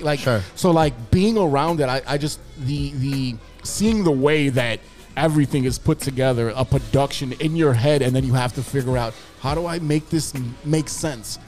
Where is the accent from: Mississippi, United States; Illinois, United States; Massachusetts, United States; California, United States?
Illinois, United States; Chicago; I grew up in Humboldt Park